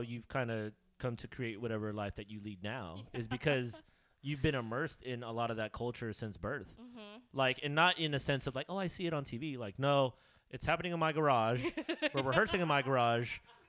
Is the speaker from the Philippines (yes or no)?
yes; Philippines; That's why being Filipino is weird because, you know, like everybody goes apeshit for Pacquiao.